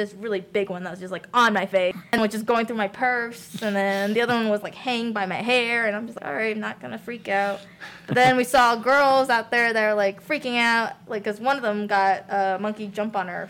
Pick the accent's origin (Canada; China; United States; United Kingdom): China; Shanghai; also born or lived in Hong Kong / Singapore; I grew up in Shanghai and, like, Hong Kong, Singapore.